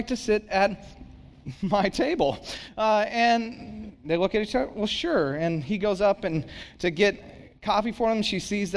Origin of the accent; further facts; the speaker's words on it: Santa Cruz, California, United States; now in San Jose, United States; I live in San Jose, pastor in San Jose, but for whatever reason, I said, but I grew up in Santa Cruz